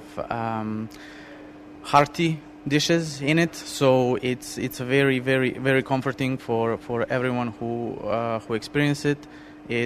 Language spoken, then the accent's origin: English; Serbia; now in Dubai, United Arab Emirates; I grew up in Serbia